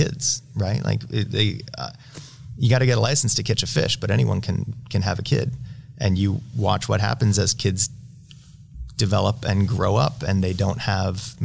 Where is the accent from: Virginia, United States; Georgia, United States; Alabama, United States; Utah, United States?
Utah, United States; I'm from Utah